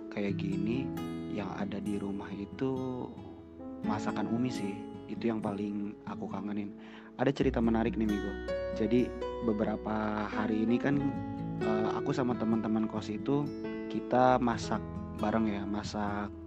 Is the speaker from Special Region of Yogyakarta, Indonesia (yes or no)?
no; Kuningan, West Java, Indonesia; now in Jakarta, Indonesia; Aku asalnya dari Kuningan, Jawa Barat, dan Kuningan itu salah satu kota kecil yang ada di dekatnya Cirebon.